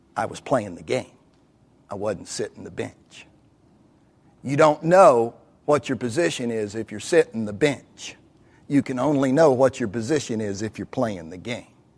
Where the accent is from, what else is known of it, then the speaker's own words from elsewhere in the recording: Kentucky, United States; I'm from Kentucky